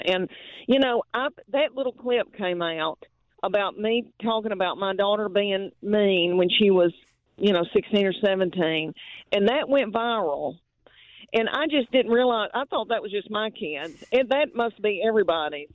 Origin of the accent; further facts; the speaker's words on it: Adams, Tennessee, United States; now in Knoxville, United States; I was raised in Adams, Tennessee, near Austin Peay